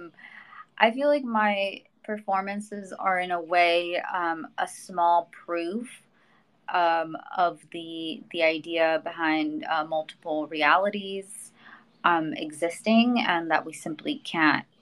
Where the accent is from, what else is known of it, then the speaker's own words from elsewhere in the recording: Mexico; I'm a Latina. I was born in Mexico